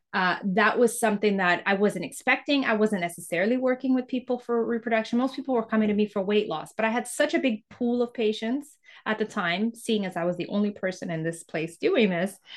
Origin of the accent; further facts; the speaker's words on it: Canada; also born or lived in Mozambique; I, I grew up in Canada, went to school in Canada.